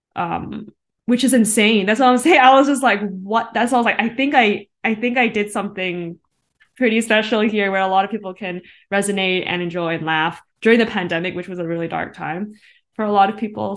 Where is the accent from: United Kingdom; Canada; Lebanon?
Canada; being Asian Canadian